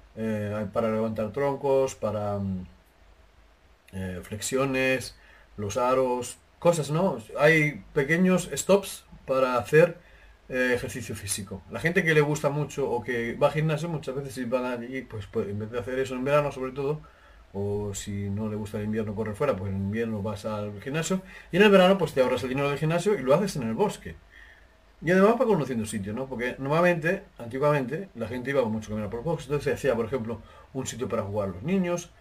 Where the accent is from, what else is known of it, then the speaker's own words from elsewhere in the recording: Jaraíz de la Vera, Extremadura, Spain; moved away; mi pueblo se llama Jarez de la Vera en España